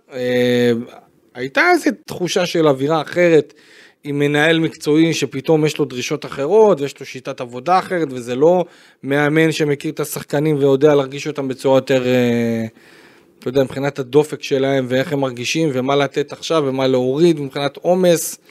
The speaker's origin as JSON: {"language": "Hebrew", "town": "Beersheba", "region": "Southern District", "country": "Israel", "said": "אני בתור באר שבעי שהיה שם בטרנר"}